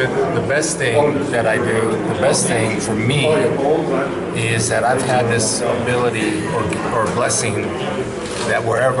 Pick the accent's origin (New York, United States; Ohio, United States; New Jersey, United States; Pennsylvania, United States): Ohio, United States; Canton; growing up in Canton and being a Maslin Tiger